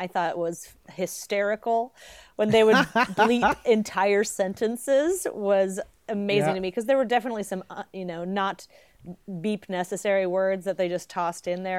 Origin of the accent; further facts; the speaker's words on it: New York City, New York, United States; I'm from New York City.